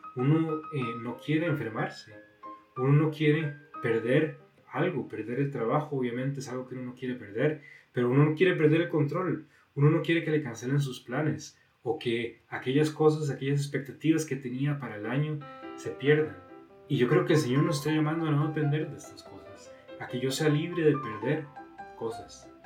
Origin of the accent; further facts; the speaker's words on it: Costa Rica; moved away as an adult; now in Monterrey, Mexico; soy de Costa Rica